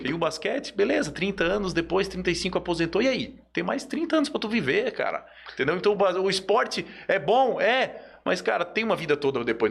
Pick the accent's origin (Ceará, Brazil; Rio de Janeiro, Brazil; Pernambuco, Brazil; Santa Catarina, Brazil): Santa Catarina, Brazil; Joinville; moved away; Lá na minha cidade, eu sou de Joinville, é né? na minha cidade natal aí, ó. Joinville